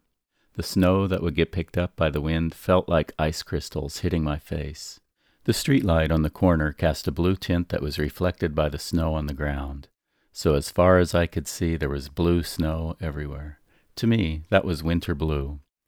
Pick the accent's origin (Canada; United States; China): United States; Midwestern United States; now in Dallas, United States; cold, snowy winter nights growing up in the Midwestern United States.